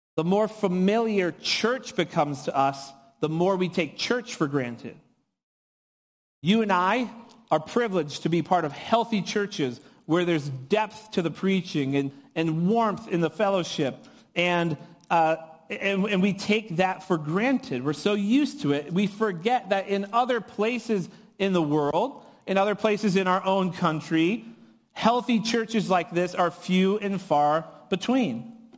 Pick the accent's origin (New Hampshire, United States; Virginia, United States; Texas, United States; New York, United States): New Hampshire, United States; moved away as an adult; now in California, United States; I was born and raised in New Hampshire